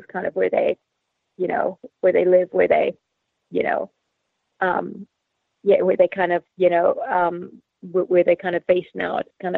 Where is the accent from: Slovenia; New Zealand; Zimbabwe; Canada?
Zimbabwe; also born or lived in Australia; Initially from Zimbabwe in Africa via Australia.